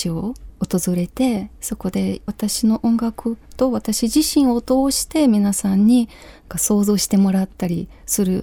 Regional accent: Ukraine; Japanese is a second language; moved away as an adult; also born or lived in Kyiv, Ukraine; now in Japan; 私のふるさとウクライナ

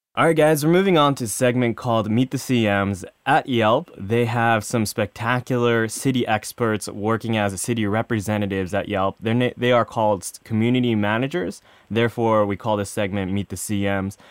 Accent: Japan; as a Japanese person

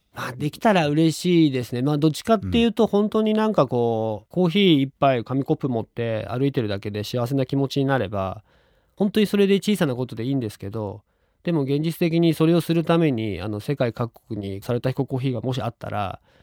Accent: Chofu, Tokyo, Japan; 自分の地元の調布市の仙川という駅

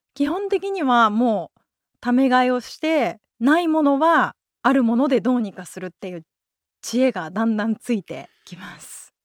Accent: Yokohama, Kanagawa, Japan; moved away; also born or lived in Oita / Tokyo; 私もともと横浜出身なんですけど、実家がシェアハウスなんですよ

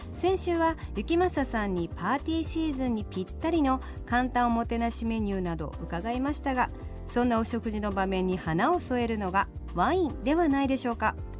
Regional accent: Fukuoka, Japan; 私たちやっぱり福岡出身

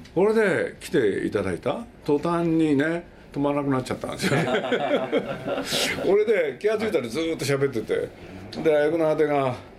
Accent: Nagoya, Aichi, Japan; moved away; also born or lived in Tokyo; 僕はまあ名古屋なんですけれど

